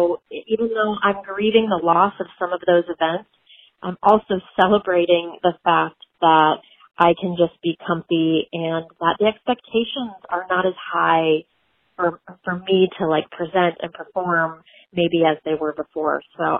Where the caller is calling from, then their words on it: Laguna Beach, California, United States; I'm calling in from Southern California. I'm near Laguna Beach area.